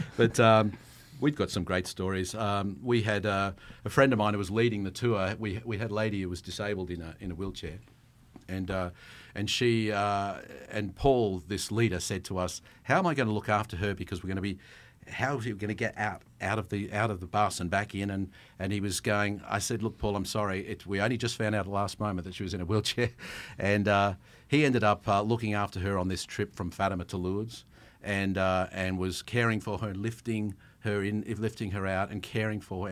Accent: Australia; accent: Australian; my Australian accent

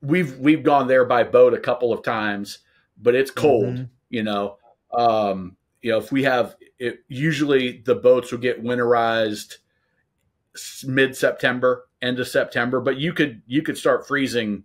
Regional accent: Nebraska, United States; I grew up in Nebraska

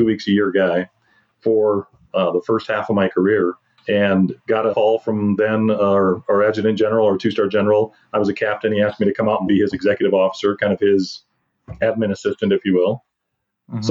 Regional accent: South Dakota, United States; we're both born and raised in South Dakota

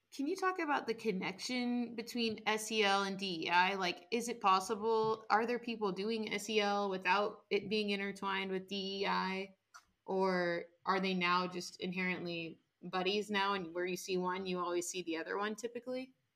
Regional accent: Washington, United States; my home state of washington

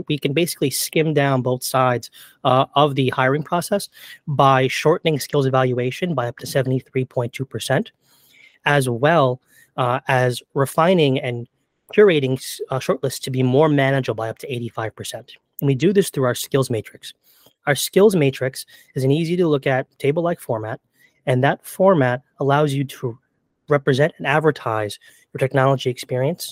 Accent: New York, United States; I'm from New York

